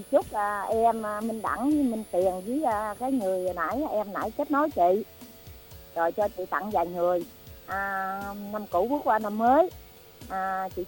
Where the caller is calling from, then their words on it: Long An, Vietnam; ở Long An.